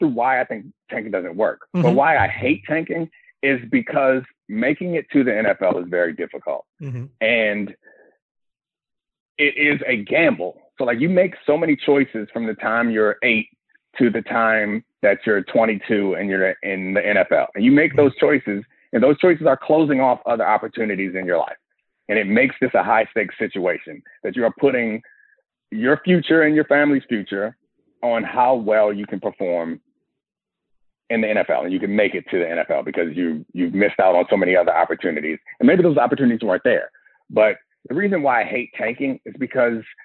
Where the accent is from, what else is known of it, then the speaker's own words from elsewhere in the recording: Baltimore, Maryland, United States; I was from Baltimore